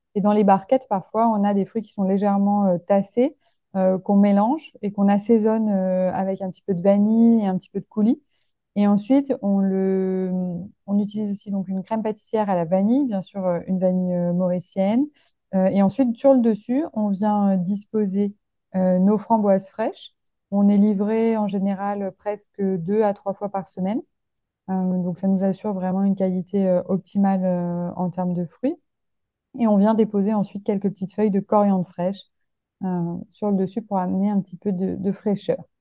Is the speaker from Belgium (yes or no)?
no; Lyon, Auvergne-Rhône-Alpes, France; je suis originaire de Lyon